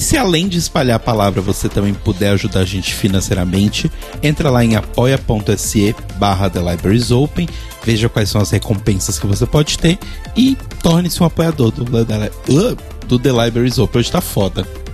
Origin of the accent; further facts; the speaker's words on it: Brazil; no momento eu sou brasileiro e moro no Brasil